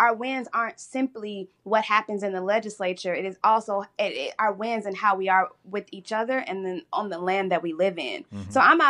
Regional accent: Chicago, Illinois, United States; my hometown and my home of Chicago

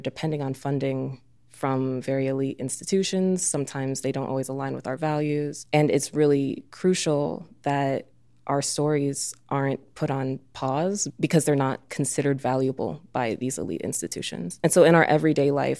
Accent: Oak Park, Illinois, United States; now in Chicago, United States; I grew up in Oak Park

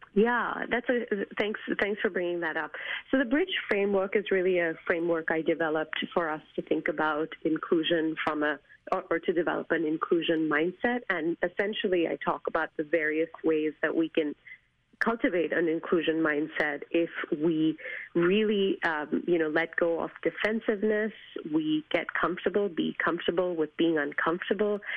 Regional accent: India; moved away; as an Asian woman, as an Indian woman, as an immigrant woman

